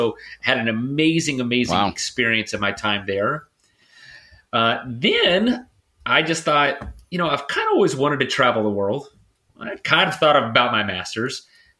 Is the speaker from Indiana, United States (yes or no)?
yes; New Albany, Indiana, United States; moved away as an adult; also born or lived in Chicago; So born and raised in New Albany, Indiana, so in SoiN in specific, graduated high school in 2003.